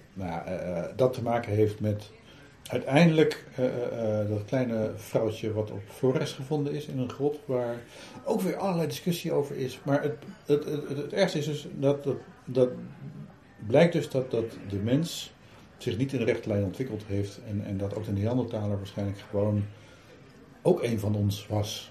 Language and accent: Dutch; Utrecht, Netherlands; ik kom uit Utrecht.